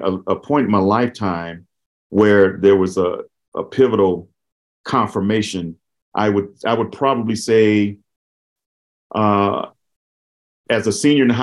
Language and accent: English; Los Angeles, California, United States; I grew up in South Central Los Angeles. A lot of people call it Watts